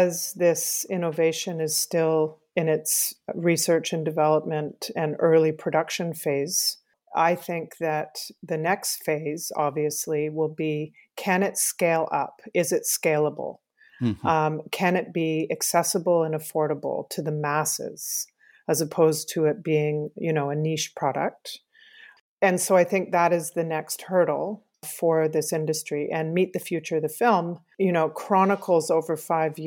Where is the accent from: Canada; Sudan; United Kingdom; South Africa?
Canada; I'm a Canadian filmmaker